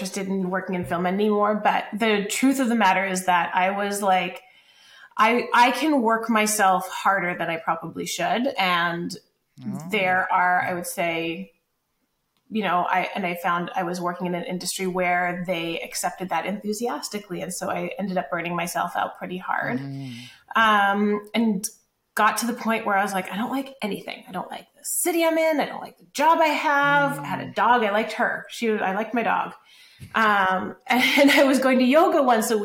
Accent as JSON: {"language": "English", "town": "Calgary", "region": "Alberta", "country": "Canada", "tie": "born or raised there", "also_born_or_lived": "Los Angeles", "moved": "as an adult", "said": "I am from Calgary originally. I grew up there, moved from there to Los Angeles when I was in my early 20s"}